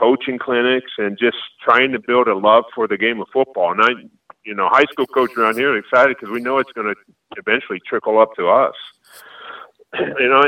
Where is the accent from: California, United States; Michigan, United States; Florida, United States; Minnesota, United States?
Florida, United States; because I grew up in Florida